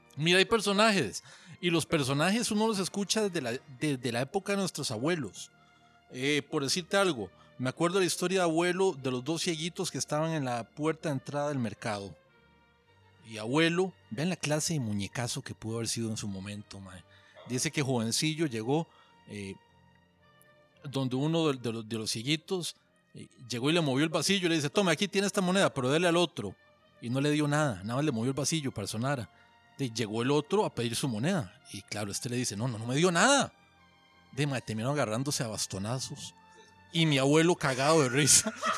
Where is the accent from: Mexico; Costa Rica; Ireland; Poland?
Costa Rica; Fraijanes, Alajuela; also born or lived in San Rafael, Alajuela; soy de la montaña, yo soy de, de Freijanes. Nos fuimos a Freijanes cuando yo tenía como 8 años, vivía eh, viví ahí durante 30 y pico de años